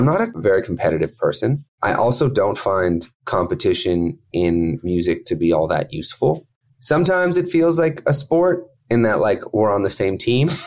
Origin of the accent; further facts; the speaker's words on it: King City, Ontario, Canada; I grew up about 45 minutes outside of Toronto in a small town called King City.